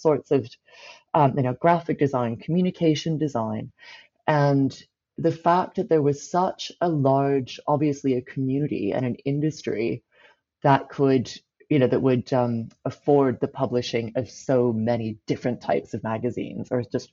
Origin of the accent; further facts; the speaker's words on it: Vancouver, British Columbia, Canada; growing up in Vancouver at this time